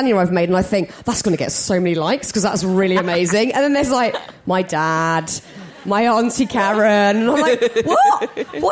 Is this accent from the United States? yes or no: no; United Kingdom; we're British